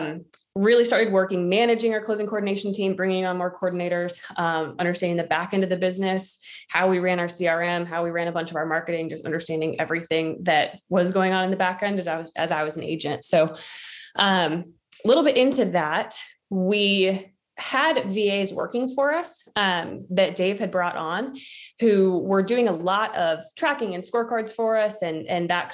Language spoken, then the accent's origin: English; Washington, United States; moved away as an adult; now in Charleston, United States; I grew up in Washington State, moved to Charleston